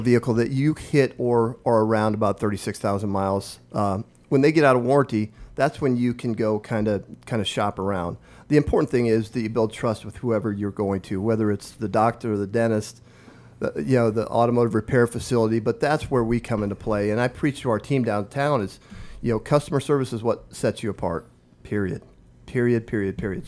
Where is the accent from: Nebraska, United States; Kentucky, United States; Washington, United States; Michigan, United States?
Nebraska, United States; Omaha Indian Reservation, northeast; moved away as an adult; now in Lincoln, United States; I grew up on the Omaha Indian Reservation in northeast Nebraska